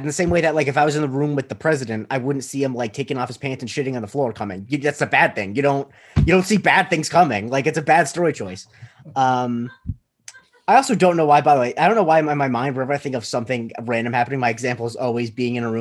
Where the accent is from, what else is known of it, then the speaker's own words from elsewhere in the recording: Florida, United States; I'm from Florida